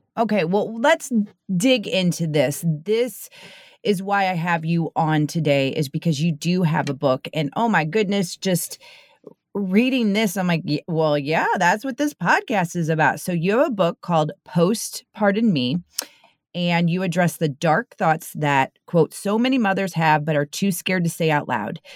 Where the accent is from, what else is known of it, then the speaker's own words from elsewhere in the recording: St. Louis, Missouri, United States; I am from the Saint Louis area